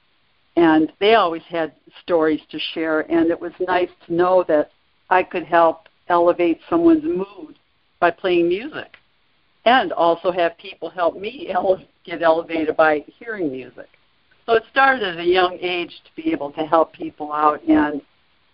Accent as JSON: {"language": "English", "town": "Detroit", "region": "Michigan", "country": "United States", "said": "I'm originally from the Detroit area"}